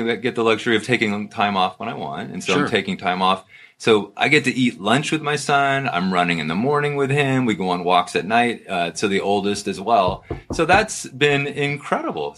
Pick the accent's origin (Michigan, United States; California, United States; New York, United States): California, United States; Oakland; I grew up in Oakland